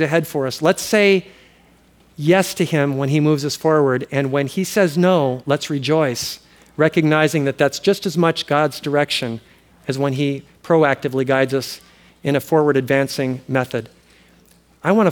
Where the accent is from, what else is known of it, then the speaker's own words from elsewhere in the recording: Oahu, Hawaii, United States; moved away as an adult; also born or lived in US mainland; now in Kauai, United States; We grew up on Oahu